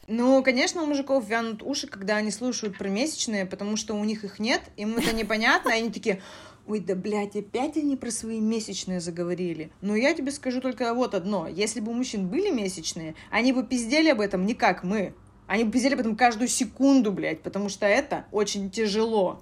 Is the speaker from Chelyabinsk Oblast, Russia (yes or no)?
no; Koryazhma, Arkhangelsk Oblast, Russia; now in Moscow, Russia; я из Коряжмы